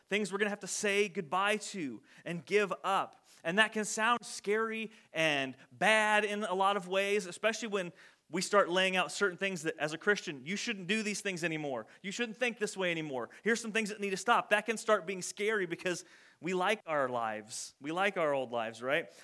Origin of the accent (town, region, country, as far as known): United States